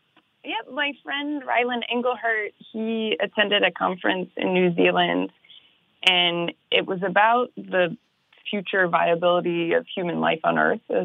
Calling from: Los Angeles, California, United States; I'm in Los Angeles. That's where we're based.

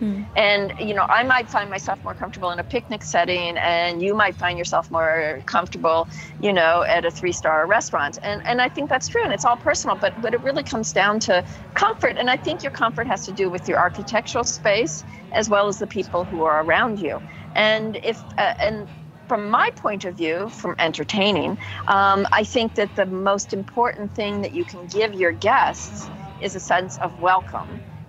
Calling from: Umbria, Italy; I'm speaking here from Umbria, my house in Italy, in the countryside

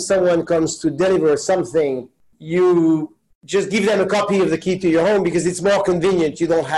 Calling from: New York City, New York, United States; I am calling in from New York.

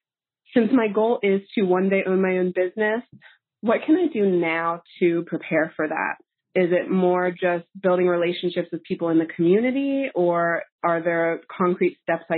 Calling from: Harrisburg, Pennsylvania, United States; I'm from Harrisburg, Pennsylvania, and I have a career conundrum.

